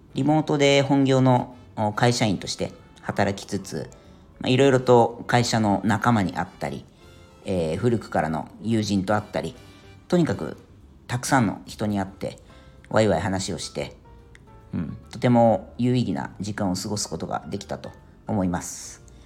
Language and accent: Japanese; Yokohama, Kanagawa, Japan; moved away as an adult; now in Ireland; 僕はあの地元が横浜なんですけど